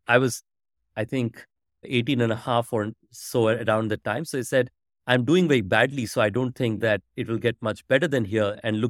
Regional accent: India; So frankly, much more of a usual growing up in India.

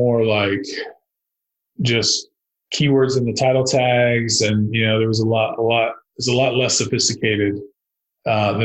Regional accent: Arlington, Texas, United States; my hometown of Arlington, which is about 400,000 people

